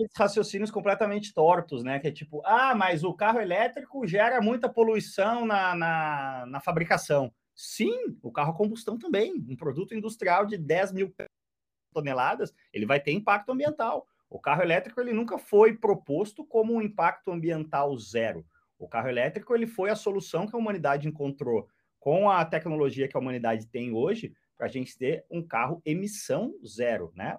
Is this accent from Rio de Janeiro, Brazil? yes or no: no; Porto Alegre, Rio Grande do Sul, Brazil; eu que sou de Porto Alegre